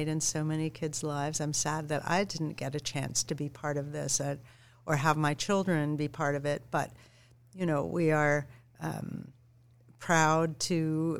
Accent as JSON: {"language": "English", "town": "San Diego", "region": "California", "country": "United States", "tie": "born or raised there", "moved": "yes", "lives_now": "New York City, United States", "said": "I grew up in San Diego"}